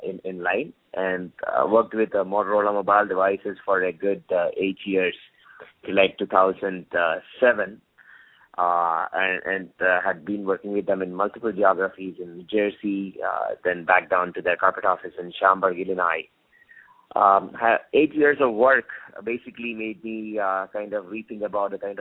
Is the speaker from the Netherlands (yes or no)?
no; India; moved away; also born or lived in United States / Oxford, United Kingdom; I grew up in India for a good part of my childhood before I moved down to States.